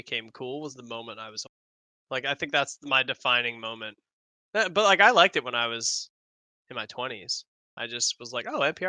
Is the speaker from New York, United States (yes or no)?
yes; Long Island, New York, United States; I know, I don't speak like I'm from Long Island. She's like, no. But then I said Long Island and she's like, oh, nope, there it is. So apparently I say Long Island like a Long Islander